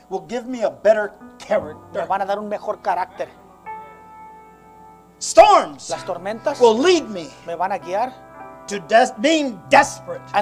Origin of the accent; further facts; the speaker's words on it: United States; Because as the United States which we are Americans, que somos americanos de los Estados Unidos, ciudadanos